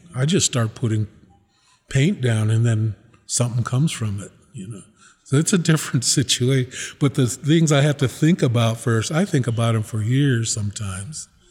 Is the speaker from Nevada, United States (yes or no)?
yes; Reno, Nevada, United States; also born or lived in Nixon, Nevada / Pyramid Lake / South Fork / Susanville, California; I grew up here in Reno.